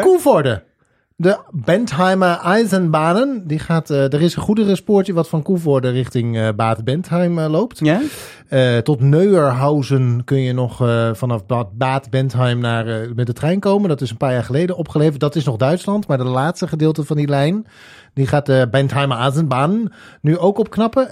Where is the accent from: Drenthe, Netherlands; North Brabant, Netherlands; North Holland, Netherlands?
Drenthe, Netherlands; ik ben opgegroeid in Drenthe